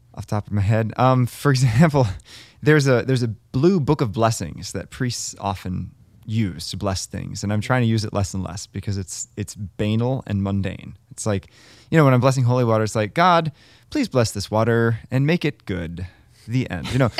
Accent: United States; growing up in America

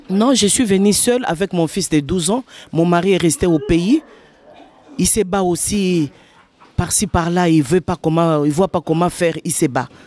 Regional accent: Republic of the Congo; moved away as an adult; also born or lived in Lachine, Montreal; now in Montreal, Canada; Oh, ça fait aujourd'hui troisième mois. Je suis arrivée au Jeki du Congo, Congo-Brazzaville.

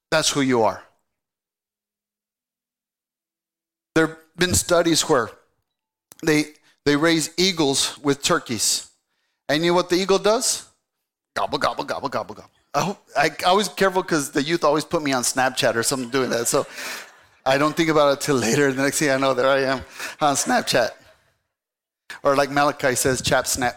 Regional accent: Saginaw, Michigan, United States; also born or lived in El Paso, Texas; I grew up, I was born in El Paso. At the age of 6, I moved to Saginaw, Michigan

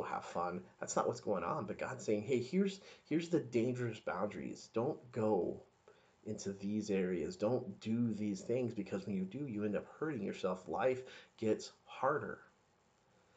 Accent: the South, United States; So I grew up in the South, evangelical

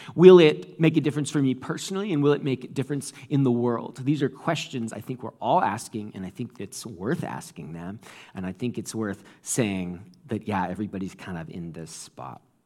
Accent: New England, United States; moved away; I came from New England

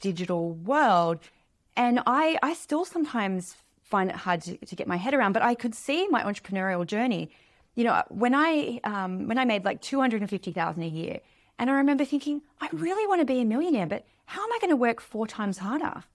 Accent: Australia; I grew up in Australia in a small town, a small beach town

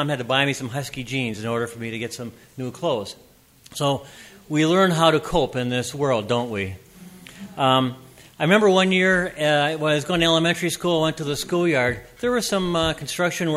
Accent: Minneapolis, Minnesota, United States; I was born in Minneapolis

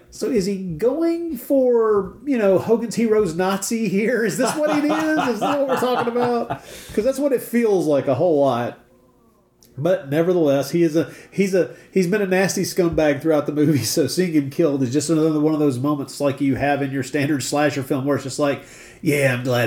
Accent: the South, United States; I grew up in the South

